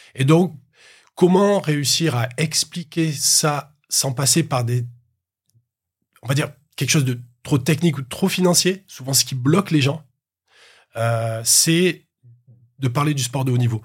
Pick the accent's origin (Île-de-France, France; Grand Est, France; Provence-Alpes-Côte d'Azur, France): Provence-Alpes-Côte d'Azur, France; Marseille; je, suis né, à Marseille et ensuite je suis allé dans un petit village à côté de Marseille.